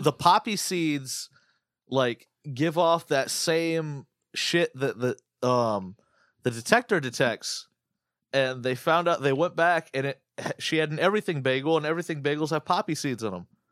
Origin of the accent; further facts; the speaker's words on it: United States; I'm fucking American, dude. We're, we don't eat crumpets.